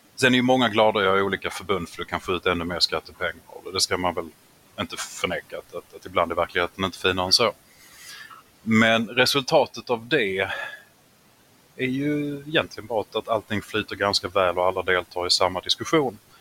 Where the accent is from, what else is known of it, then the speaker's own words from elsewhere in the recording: Skåne, Sweden; som halvfinsk skåning